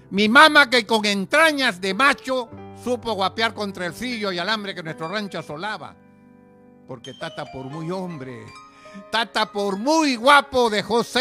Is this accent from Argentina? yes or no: no; Peru; Buenas. Soy, eh … soy del Perú, pertenezco al club Arimex de Marisela Loesa y a Adela, Asociación de Escritores Latinoamericanos.